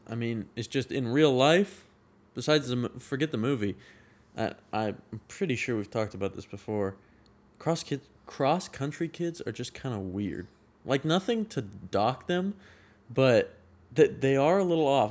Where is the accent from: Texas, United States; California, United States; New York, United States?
California, United States; Sacramento; moved away as an adult; now in Chico, United States; I grew up in Northern California my whole life